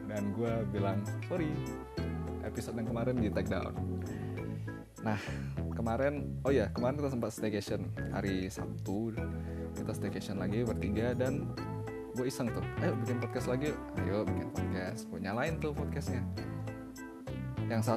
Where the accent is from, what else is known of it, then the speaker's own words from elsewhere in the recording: North Sumatra, Indonesia; accent: Medan; kalau ngomong ngomong sendiri tuh biasa ya pakai logat Jakarta juga tapi mostly pakai logat Medan